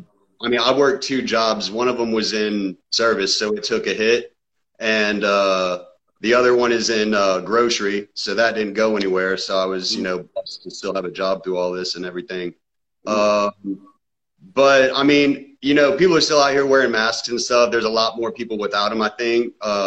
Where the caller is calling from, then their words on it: Georgia, United States; I'm calling from Georgia.